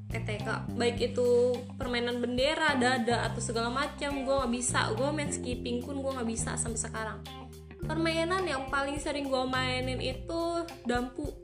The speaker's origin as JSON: {"language": "Indonesian", "region": "Jakarta", "country": "Indonesia", "tie": "born there", "said": "jadi gue itu lahir di Jakarta, tepatnya di daerah Cengkareng pada tanggal 25 Oktober tahun 1998 gue dibesarkan di dalam keluarga yang sederhana"}